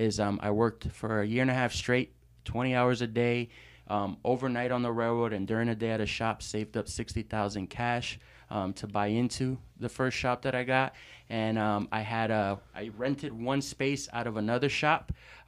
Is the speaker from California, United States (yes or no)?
yes; San Pedro, California, United States; also born or lived in New York; But I was primarily raised in LA, in San Pedro, California. And that's where I kind of grew up